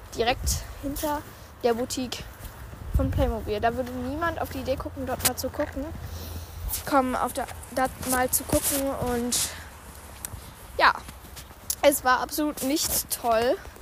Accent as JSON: {"language": "German", "town": "Immenhausen", "region": "Hesse", "country": "Germany", "tie": "born or raised there", "said": "nach Immenhausen kommen, also in meine Heimat"}